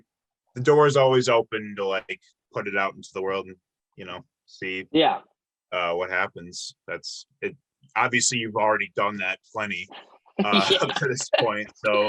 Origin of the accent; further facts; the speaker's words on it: Chicago, Illinois, United States; I'm from the Chicago area